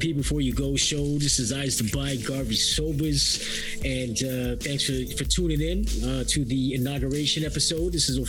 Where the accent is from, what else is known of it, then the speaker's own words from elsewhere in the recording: Toronto, Ontario, Canada; we've all been kind of born and raised in Scarborough.